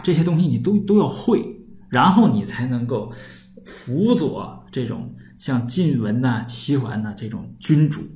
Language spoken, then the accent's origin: Chinese; Northeast China, China; accent: Northeastern Mandarin; 我们东北话叫屯儿